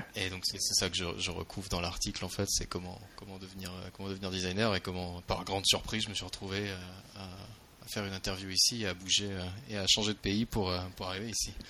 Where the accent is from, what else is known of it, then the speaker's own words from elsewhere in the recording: France; moved away as an adult; also born or lived in Marseille, France; now in San Francisco, United States; Je viens de France initialement. J'étais à, j'étais à Marseille avant de, venir, euh, de venir travailler pour Google.